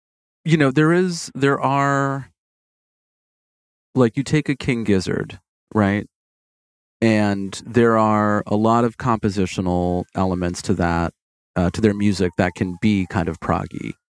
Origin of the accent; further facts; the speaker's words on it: Brazil; English is a second language; I use it when I'm speaking English because people don't know that we say communities in Brazil now.